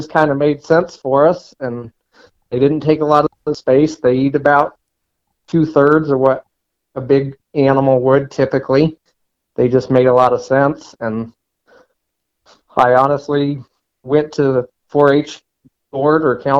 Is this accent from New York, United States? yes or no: no; Lakewood, Colorado, United States; I grew up in Lakewood, Colorado, which is the first suburb west of Denver.